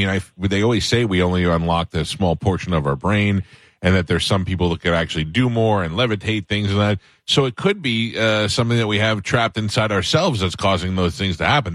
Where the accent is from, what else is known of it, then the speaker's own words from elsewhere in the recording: New York, United States; moved away; Now, I grew up in New York.